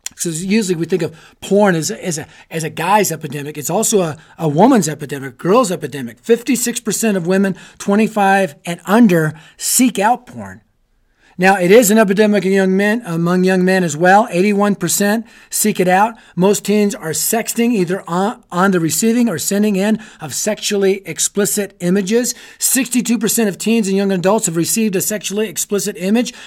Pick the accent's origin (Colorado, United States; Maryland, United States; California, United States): Colorado, United States; I'm from Colorado. I live in Colorado